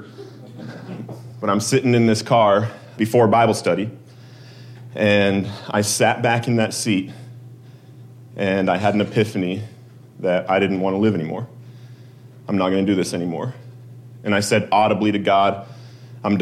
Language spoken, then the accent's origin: English; Colorado, United States; my home state of Colorado